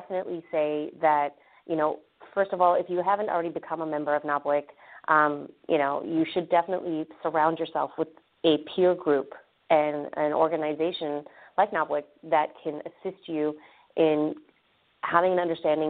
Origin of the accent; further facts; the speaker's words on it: Canada; moved away as an adult; now in Orlando, United States; I myself am Canadian. I grew up in Canada.